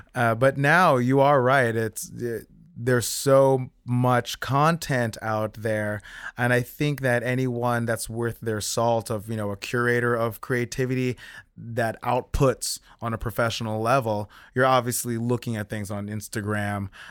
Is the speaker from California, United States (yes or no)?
no; South Orange, New Jersey, United States; moved away as an adult; Grew up in South Orange. I was born in Saint Barnabas